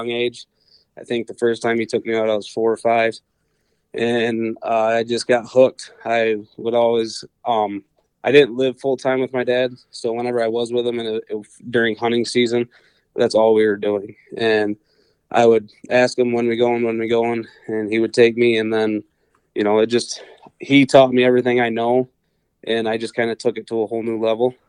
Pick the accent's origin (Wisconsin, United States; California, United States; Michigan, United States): Michigan, United States; Portland; also born or lived in Ionia, Michigan; I'm originally from the Portland area, raised and graduated from Portland High School. Always lived around the Ionia area